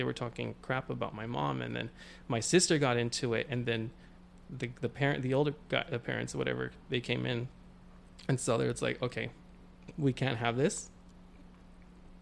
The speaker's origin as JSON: {"language": "English", "town": "Wilmington", "region": "California", "country": "United States", "tie": "born or raised there", "also_born_or_lived": "Carson, California", "lives_now": "San Pedro, United States", "said": "originally I'm from Wilmington, California, over in the South Bay. Been growing up there for a good while now"}